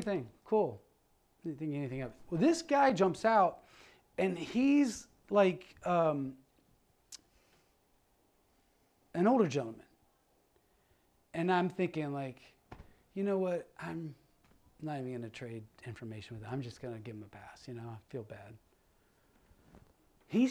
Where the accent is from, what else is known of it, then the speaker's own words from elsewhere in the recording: Ohio, United States; moved away; I'm originally from Ohio, but we moved here.